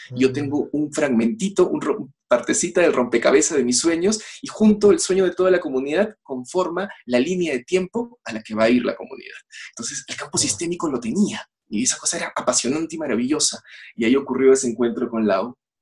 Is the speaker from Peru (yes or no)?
yes; Peru; yo soy peruano